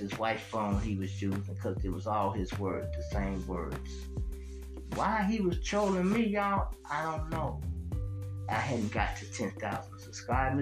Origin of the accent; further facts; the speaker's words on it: Chicago, Illinois, United States; I'm from Chicago